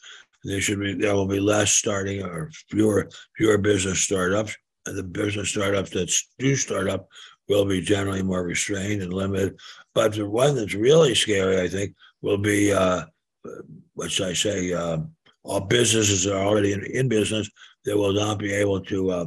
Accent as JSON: {"language": "English", "region": "Maryland", "country": "United States", "said": "my home state of Maryland"}